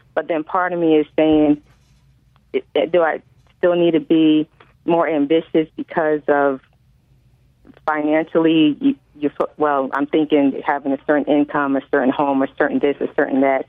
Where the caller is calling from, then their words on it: New Haven, Connecticut, United States; I'm calling from uh, New Haven, Connecticut